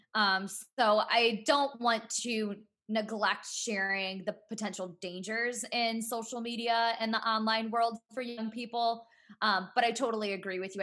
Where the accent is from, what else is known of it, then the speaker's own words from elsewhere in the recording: Cleveland, Ohio, United States; I'm from the Cleveland area